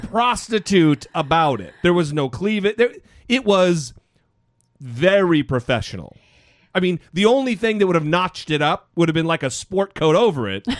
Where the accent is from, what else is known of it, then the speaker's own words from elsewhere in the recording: United States; I'm an American